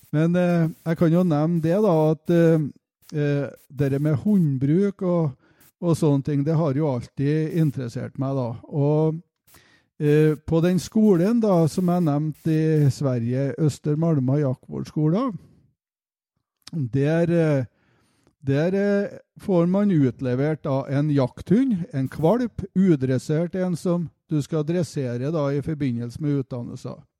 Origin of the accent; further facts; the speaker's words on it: Levanger, Trøndelag, Norway; also born or lived in Mosvik; opprinnelig så stammer jeg fra Mosvik kommune. Eh, der er jeg født, men jeg vokste opp på Levanger.